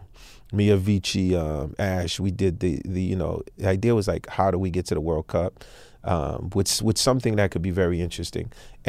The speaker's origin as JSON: {"language": "English", "country": "Haiti", "tie": "born or raised there", "moved": "yes", "said": "I'm from Haiti, dog, so it's called football where we come from."}